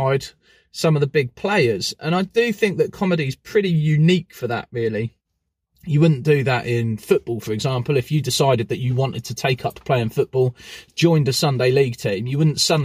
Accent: Newport Pagnell, South East England, United Kingdom; my hometown of Newport Pagnell

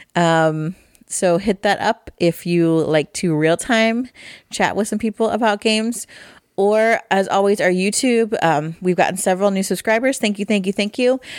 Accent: Midwest, United States; I'm from the Midwest

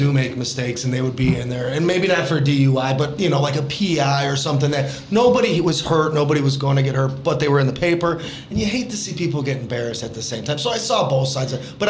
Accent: Chesterton, Indiana, United States; growing up in Chesterton

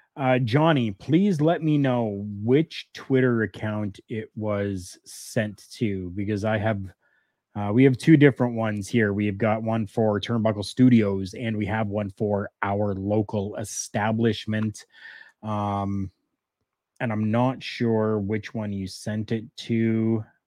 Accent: Canada; we're Canadian

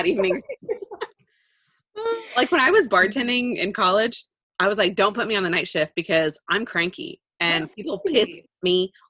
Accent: Bakersfield, California, United States; moved away as an adult; now in Cayucos, United States; I'm from Bakersfield, California. So I was the quote Valley girl, the Central Valley. Now I'm a coastal. I'm a coastie. I am an official local.

